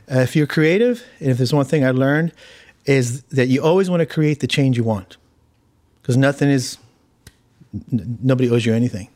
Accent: Hawthorne, California, United States; born or raised there; also born or lived in Argentina

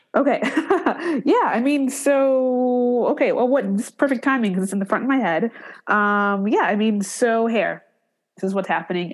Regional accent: Cleveland, Ohio, United States; also born or lived in San Francisco Bay Area; now in Detroit, United States; I'm originally from Cleveland

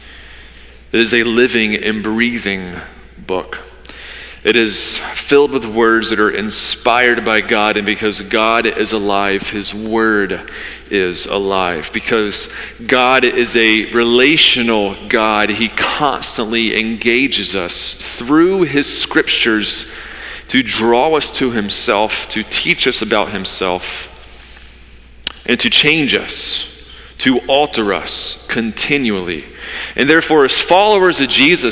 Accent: Georgia, United States; now in Wilmington, United States; I grew up in Georgia, the Bible Belt

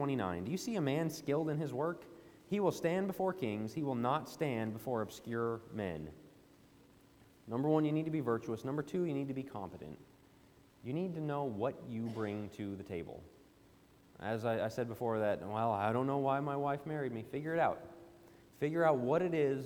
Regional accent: Denver, Colorado, United States; I'm from the Denver, Colorado area.

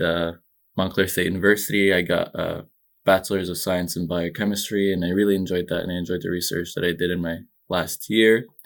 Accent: Egypt; moved away; also born or lived in New Jersey, United States; I was born and raised in Egypt

